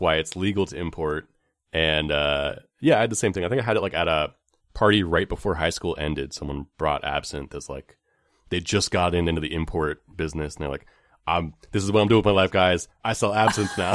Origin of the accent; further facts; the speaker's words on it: Bay Area, California, United States; growing up in the Bay Area